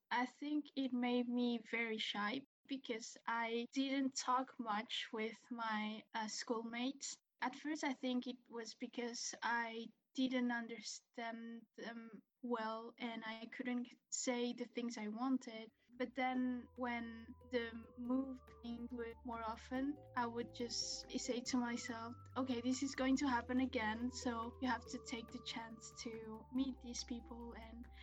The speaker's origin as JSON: {"language": "English", "country": "Spain", "tie": "born or raised there", "also_born_or_lived": "Brussels, Belgium", "said": "I grew up in Spain and we lived in Brussels, Belgium for about five years."}